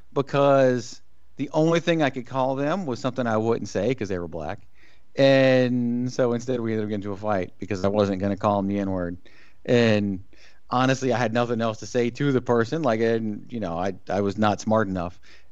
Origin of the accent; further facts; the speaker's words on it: Central Virginia, United States; Growing up in Central Virginia